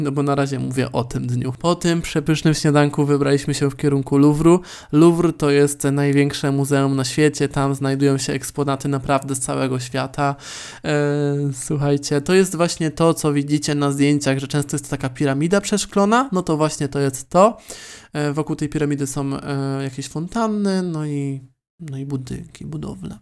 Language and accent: Polish; Poland; accent: Polish; now in Warsaw, Poland; polski akcent